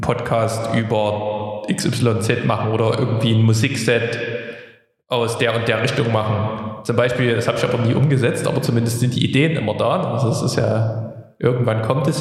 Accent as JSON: {"language": "German", "town": "Plauen", "region": "Saxony", "country": "Germany", "tie": "born or raised there", "moved": "yes", "lives_now": "Dresden, Germany", "said": "meine Heimat Plauen"}